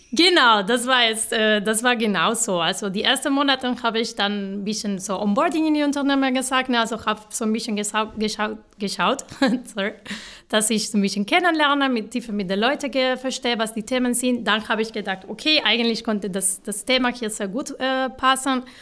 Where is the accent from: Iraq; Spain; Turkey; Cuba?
Spain; Málaga, Andalusia; German is a second language; now in Stuttgart, Germany; genau, ich komme aus Malara, Südspanien. Ähm, ich habe in Malara studiert